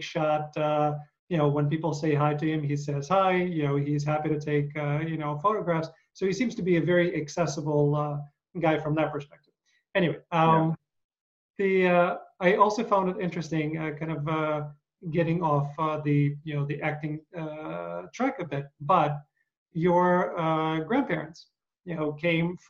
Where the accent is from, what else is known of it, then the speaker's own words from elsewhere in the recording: Eastern Ukraine, Ukraine; I'm east of that. So I'm eastern part of Ukraine